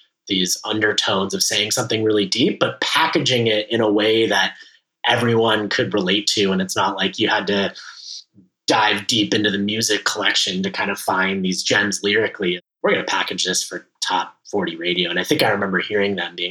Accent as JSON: {"language": "English", "town": "Los Angeles", "region": "California", "country": "United States", "tie": "born or raised there", "said": "I grew up in the Valley, the infamous San Fernando Valley, the Valley of the movies"}